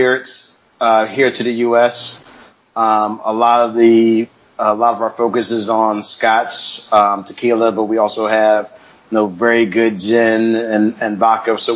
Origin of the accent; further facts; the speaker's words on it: United States; I grew up in America, you know, so as a black person in America